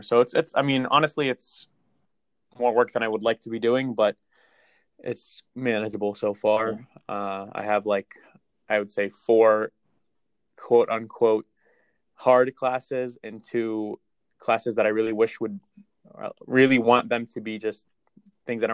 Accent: Johnstown, Pennsylvania, United States; I am also hail from Johnstown

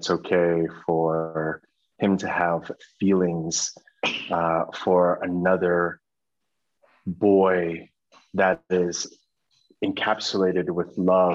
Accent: United States; I come from America

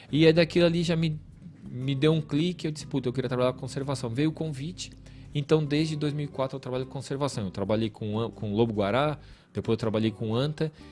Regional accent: Tubarão, Santa Catarina, Brazil; also born or lived in São Leopoldo; Eu nasci no hospital militar, só que com dois anos eu vim para Tubarão e fui criado lá no Revoredo, na Vila Carlos Gomes e eu fiquei em Tubarão a minha vida inteira.

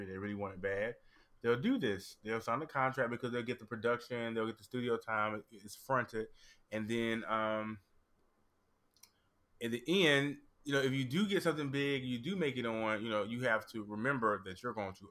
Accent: North Carolina, United States; now in Australia; because of where I grew up. I'm from North Carolina

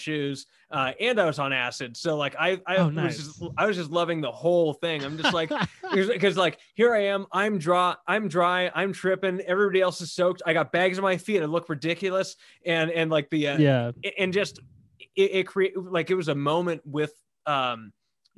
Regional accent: Western Washington, United States; I grew up in Western Washington

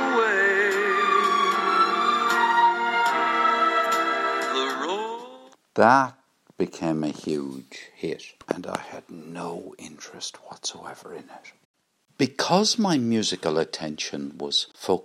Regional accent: Limerick, Munster, Ireland; growing up in Limerick

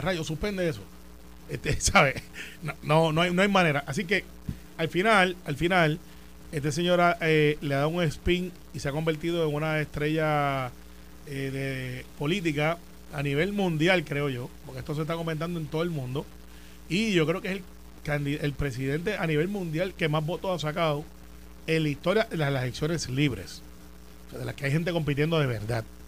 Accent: Puerto Rico; somos boricuas bestiales y orgullosos

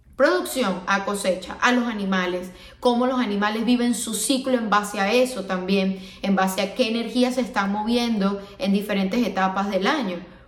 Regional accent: Venezuela; moved away as an adult; also born or lived in Miami; now in United States; vengo de Venezuela, una zona que es muy tropical, que todo el año tenemos calor

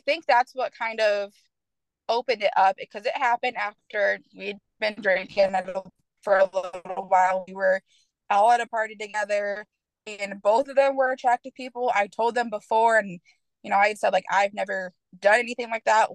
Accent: Michigan, United States; moved away as an adult; now in Knoxville, United States; originally, I'm from Michigan. Um, I moved down to Tennessee. I now live in Knoxville

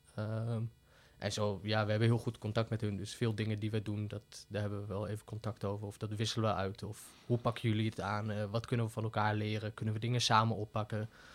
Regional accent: Deventer, Overijssel, Netherlands; moved away as an adult; also born or lived in Utrecht; Ik ben geboren en opgegroeid in Deventer

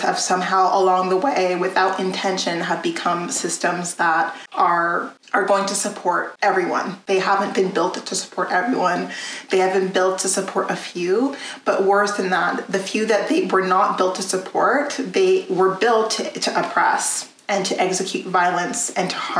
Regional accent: a very small French community, Alberta, Canada; moved away; also born or lived in Edmonton, Alberta / Ontario; I was born in Edmonton, Alberta, and raised in a very small French community before moving out to Ontario.

